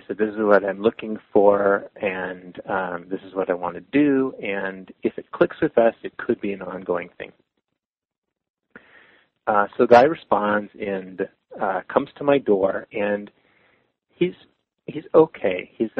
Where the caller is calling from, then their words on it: San Francisco, California, United States; I'm calling from San Francisco